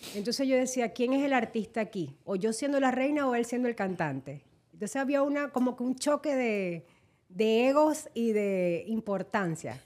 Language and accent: Spanish; Maracaibo, Zulia, Venezuela; moved away as an adult; now in United States; nosotros venimos de Maracaibo que tenemos un lago con un puente